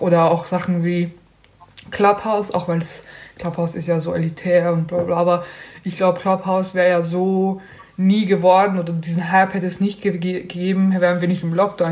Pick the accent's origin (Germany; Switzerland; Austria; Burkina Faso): Austria; bei uns in Österreich